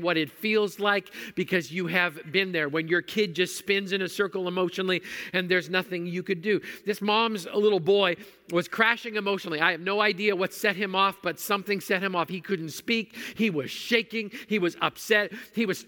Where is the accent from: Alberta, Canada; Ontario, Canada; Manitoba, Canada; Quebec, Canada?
Manitoba, Canada; I grew up in Manitoba where mosquitoes are big enough to carry off small children